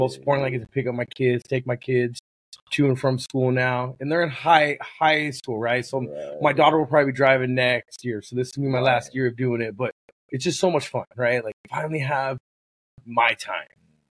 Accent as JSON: {"language": "English", "town": "Oxnard", "region": "California", "country": "United States", "tie": "born or raised there", "moved": "as an adult", "lives_now": "Oregon, United States", "said": "805, man. It's my area code. 805. Yep. Oxnard. Okay. Yeah. Okay. Born and raised."}